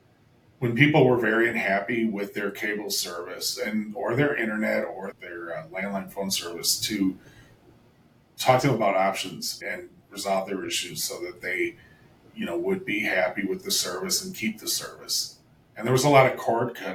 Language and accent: English; Milwaukee, Wisconsin, United States; moved away as an adult; also born or lived in Hollywood, Los Angeles; I grew up here in Milwaukee. I'm a Wisconsin native